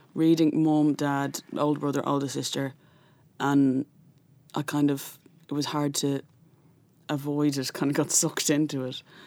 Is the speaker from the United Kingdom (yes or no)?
no; Dublin, Leinster, Ireland; growing up in North Dublin in a household that was atheist.